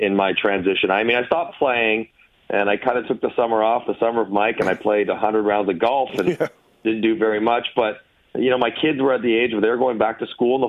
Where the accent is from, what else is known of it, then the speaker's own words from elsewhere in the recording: Toronto, Ontario, Canada; I loved living in my hometown.